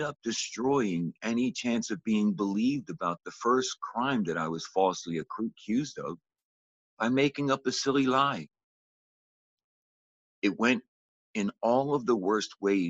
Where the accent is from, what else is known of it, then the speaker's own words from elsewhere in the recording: Philadelphia, Pennsylvania, United States; I grew up in Philadelphia, Pennsylvania in the early 60s.